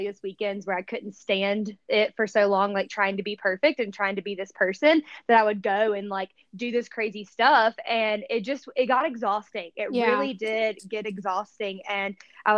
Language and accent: English; the South, United States; moved away as an adult; when I was growing up in the South versus when I moved out here when I was 23 years old.